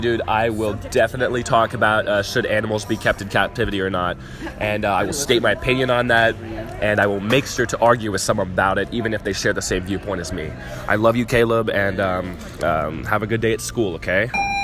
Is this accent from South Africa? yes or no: yes; South Africa; now in United States; I grew up in South Africa.